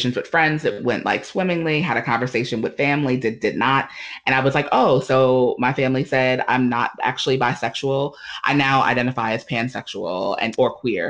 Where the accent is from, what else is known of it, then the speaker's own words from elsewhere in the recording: New York City, New York, United States; moved away as an adult; now in Durham, United States; I grew up in the Black Baptist Church, Missionary Baptist to be more specific, in New York City. So I'm a New Yorker, a native New Yorker.